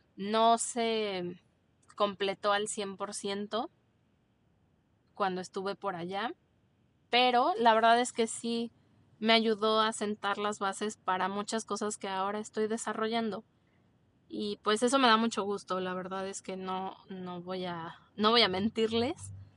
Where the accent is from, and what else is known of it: Mexico